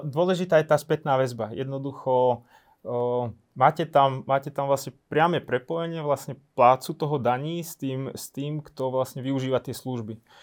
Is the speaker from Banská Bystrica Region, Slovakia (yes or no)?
yes; Lučenec, Banská Bystrica Region, Slovakia; Ja som, ja som z Lučenca, ja som z Novohradu